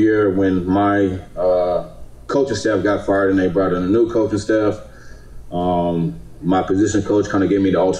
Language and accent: English; Houston, Texas, United States; they lived here for a little while before I was born and raised here. So I've lived here all my life